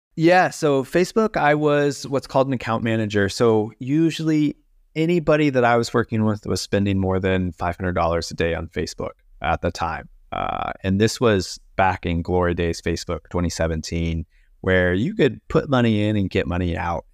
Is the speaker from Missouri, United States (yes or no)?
yes; Missouri, United States; moved away as an adult; also born or lived in West Palm Beach, Florida; I grew up in Missouri, so I'm a, a Midwestern boy